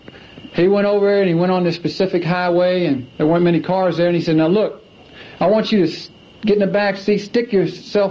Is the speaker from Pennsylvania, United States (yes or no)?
no; Clemson, South Carolina, United States; I grew up in Clemson, South Carolina